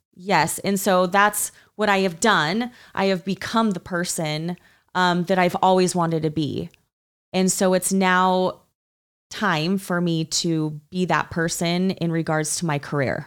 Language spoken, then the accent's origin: English; Utah, United States; growing up in Utah, in the culture of Utah